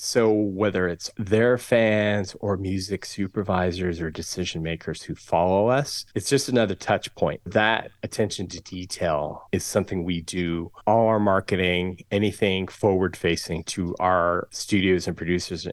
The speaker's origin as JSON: {"language": "English", "region": "Southern California", "country": "United States", "tie": "born or raised there", "said": "I'm born and raised here in Southern California. Grew up on the the West Side in the eighties"}